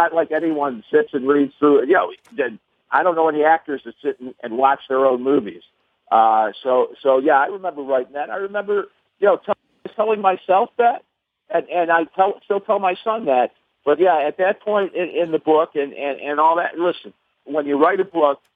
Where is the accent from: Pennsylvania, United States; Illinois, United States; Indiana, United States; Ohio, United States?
Ohio, United States; Cleveland; the Cavaliers could end a 52-year drought for my hometown on Father's Day in Cleveland